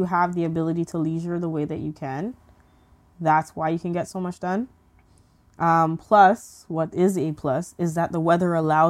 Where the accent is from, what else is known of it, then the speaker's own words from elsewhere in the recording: St. Vincent & Grenadines; born there; especially being that I was born in St. Vincent. I would love to just go back and actually get in touch with my roots and see how like St. Vincent's development is.